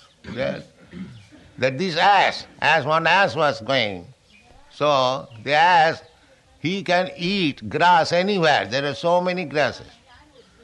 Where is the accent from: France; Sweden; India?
India; Our Indian youths